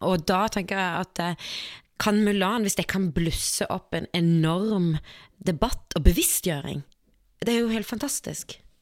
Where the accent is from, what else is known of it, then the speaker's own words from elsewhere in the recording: Kristiansand, Agder, Norway; jeg er fra Kristiansand